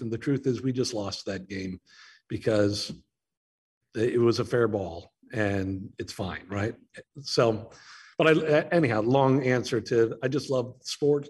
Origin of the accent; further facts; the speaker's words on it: Naperville, Illinois, United States; now in Chicago, United States; I grew up in Naperville back when it was a small farm town of like 30,000 people